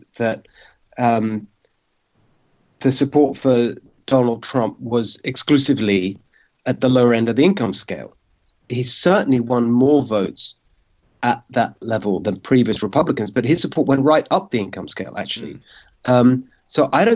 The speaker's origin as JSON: {"language": "English", "region": "London", "country": "United Kingdom", "tie": "born or raised there", "moved": "as an adult", "lives_now": "United States", "said": "My parents are Hungarian. I was born myself in London in the UK, but my parents both fled communism in Hungary and were welcomed into the UK"}